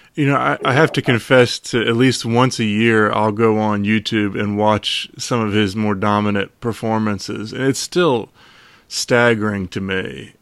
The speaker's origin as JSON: {"language": "English", "town": "Charlottesville", "region": "Virginia", "country": "United States", "tie": "born or raised there", "said": "growing up in Charlottesville"}